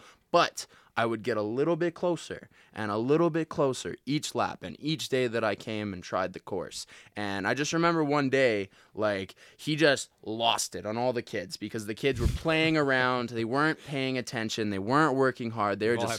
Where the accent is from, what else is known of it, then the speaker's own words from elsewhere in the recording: Calgary, Alberta, Canada; Yeah, okay, I was born and raised in Calgary, and I got picked on a lot, man.